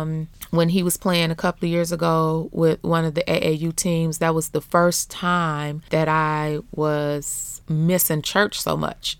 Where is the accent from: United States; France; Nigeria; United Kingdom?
United States; Beecher, Michigan; also born or lived in Flint, Michigan; I grew up in Beecher, Bucktown, U S A.